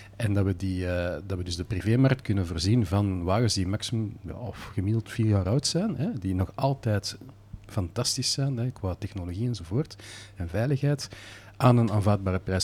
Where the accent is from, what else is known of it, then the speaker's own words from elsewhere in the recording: Belgium; als Belg eh, zijt je geboren met een baksteen in de maag en een stuur in de hand